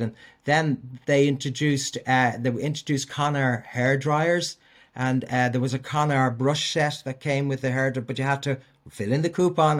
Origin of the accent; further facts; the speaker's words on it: Dublin, Leinster, Ireland; I grew up in Walkinstown and was the product of a Christian brother school